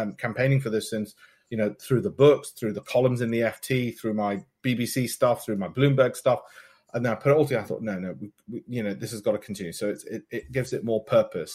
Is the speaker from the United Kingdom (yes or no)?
yes; Leeds, Yorkshire and the Humber, United Kingdom; So where I came from in Leeds and grew up in Armley